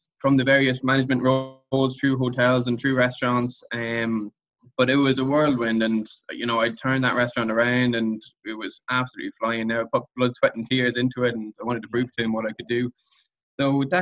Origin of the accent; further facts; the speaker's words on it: Blackrock, County Louth, Ireland; moved away as an adult; also born or lived in Dundalk / Shannon / Luxembourg / London; I'm from the Rock originally